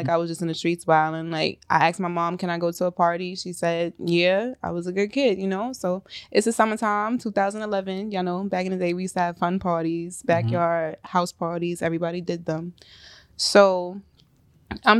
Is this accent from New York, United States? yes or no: yes; New York City, New York, United States; I'm from South Jamaica, Queens